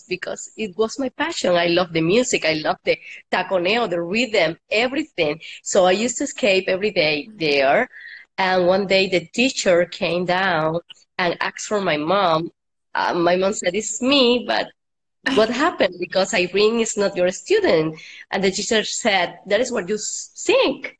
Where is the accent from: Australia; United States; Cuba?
Cuba; I'm Cuban. So I'm from Cuba.